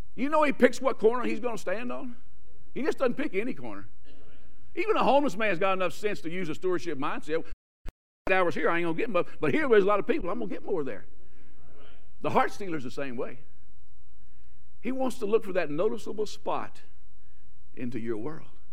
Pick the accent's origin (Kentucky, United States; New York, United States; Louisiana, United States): Louisiana, United States; South; moved away; If I talk funny, I'm from South Louisiana